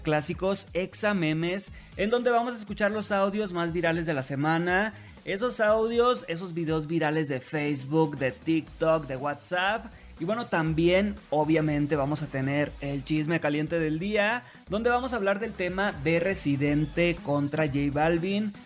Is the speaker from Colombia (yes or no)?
no; Sinaloa, Mexico; now in Mexico City, Mexico; Soy de Sinaloa